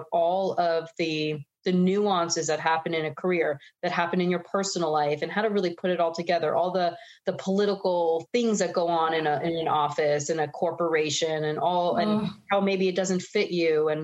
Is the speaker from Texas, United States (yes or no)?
no; New York, United States; moved away as an adult; also born or lived in Florida; I grew up in New York